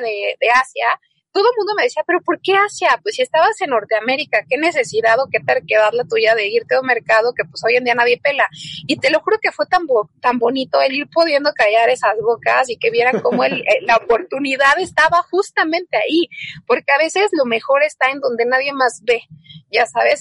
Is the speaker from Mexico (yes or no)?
yes; Mexico; como mexicanos